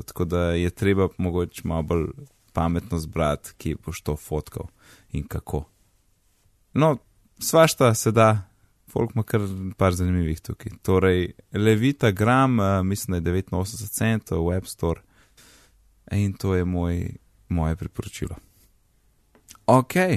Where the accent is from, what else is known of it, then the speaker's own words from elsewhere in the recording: Kranjska Gora, Upper Carniola, Slovenia; also born or lived in Gozd Martuljek; now in Ljubljana, Slovenia; jaz sem iz Kranske gore